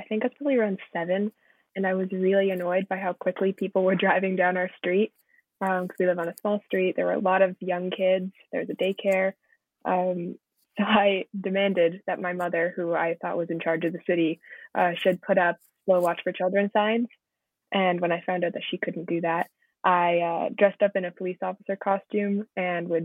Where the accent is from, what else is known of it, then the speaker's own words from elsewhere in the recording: St. Catharines, Ontario, Canada; I'm from St. Catharines. My family's lived here as long as I have.